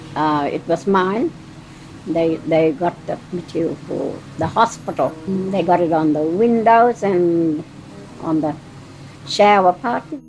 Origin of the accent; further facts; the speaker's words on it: Bourbon, Queensland, Australia; also born or lived in Hope Vale, Queensland; I was born in Bourbon